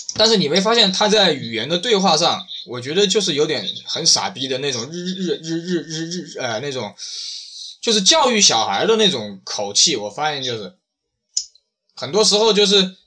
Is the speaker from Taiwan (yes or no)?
no; China; 我们中国人